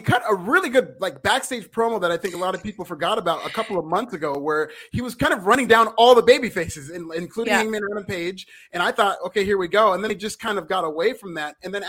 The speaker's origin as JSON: {"language": "English", "town": "Miami", "region": "Florida", "country": "United States", "said": "Yeah, no, I was from Miami and I like it."}